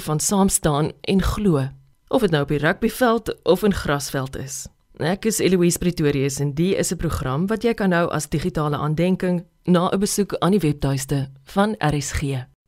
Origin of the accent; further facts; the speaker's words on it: South Africa; ons as Suid-Afrikaners